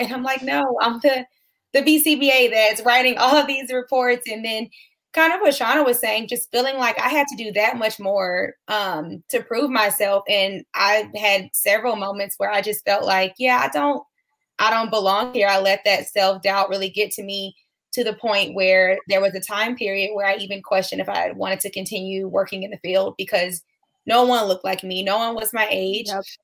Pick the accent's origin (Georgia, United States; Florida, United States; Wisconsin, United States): Georgia, United States; Atlanta; now in Texas, United States; I am from Atlanta, Georgia, but I currently live in Texas